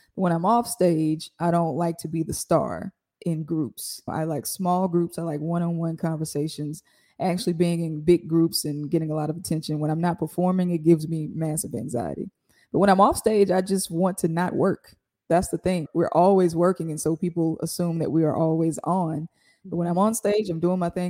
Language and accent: English; Jackson, Mississippi, United States; Growing up in Jackson, to me, was great. I went to John Hopkins Elementary